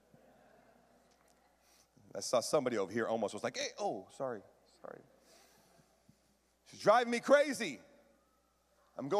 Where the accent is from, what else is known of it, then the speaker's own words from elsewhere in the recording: Washington, United States; I grew up in Washington, lots of lakes